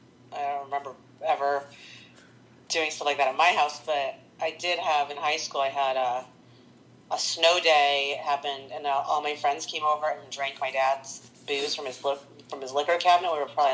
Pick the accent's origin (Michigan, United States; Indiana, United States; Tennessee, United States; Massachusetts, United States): Indiana, United States; Fort Wayne; also born or lived in Poland; I grew up in Fort Wayne, Indiana